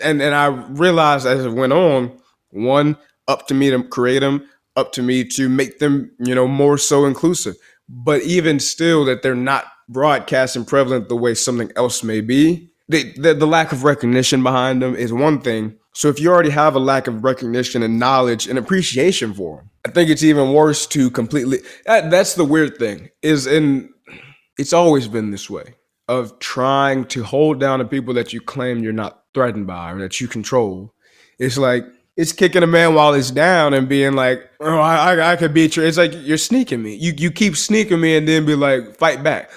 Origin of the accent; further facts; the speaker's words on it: Chicago, Illinois, United States; also born or lived in Dallas-Fort Worth area, Texas; now in Dallas, United States; I'm from the south side of Chicago